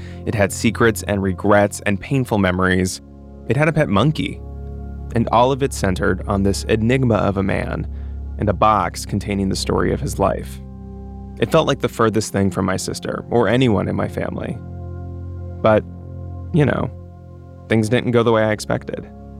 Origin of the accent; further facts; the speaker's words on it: Florida, United States; moved away; also born or lived in New York; My sister and I are at a Chinese takeout place near where I grew up in Florida. I was back home visiting for the holiday.